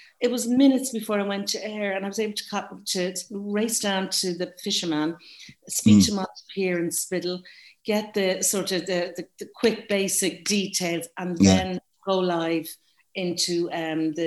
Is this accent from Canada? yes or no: no; Dublin, Leinster, Ireland; now in Galway, Ireland; I'm from Dublin. I'm a Northside Dub living in Galway